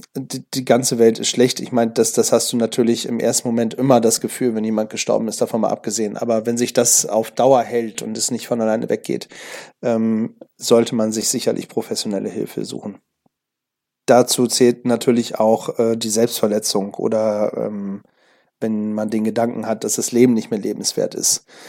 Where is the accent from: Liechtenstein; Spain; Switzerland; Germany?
Germany; hier bei uns in Deutschland